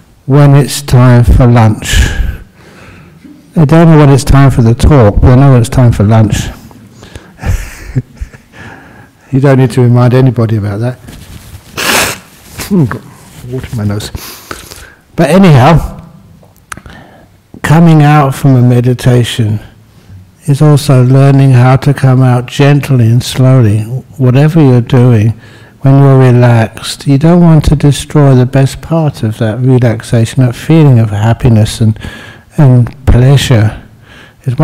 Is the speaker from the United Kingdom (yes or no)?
yes; London, United Kingdom; I was born in London